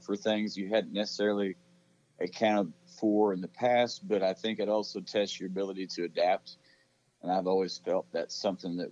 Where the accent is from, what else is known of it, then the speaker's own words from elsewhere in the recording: Oregon, United States; now in Texas, United States; I grew up in Oregon